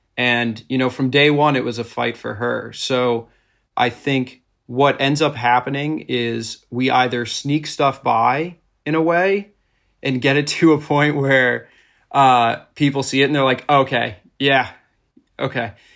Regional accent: suburbs outside of Boston, Massachusetts, United States; I grew up in Massachusetts, in the suburbs outside of Boston

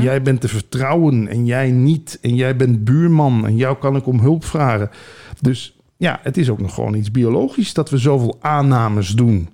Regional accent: Limburg, Netherlands; moved away; geboren in Limburg

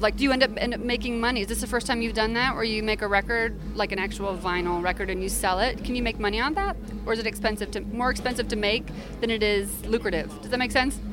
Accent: Midwest, United States; I'm from the Midwest too, so like go figure. But you know my roots are in the South

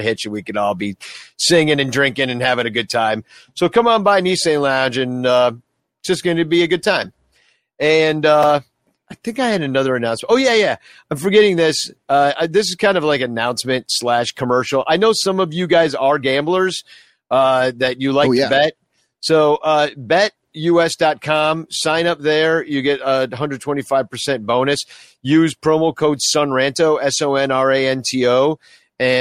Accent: Chicago, Illinois, United States; I'm from Chicago

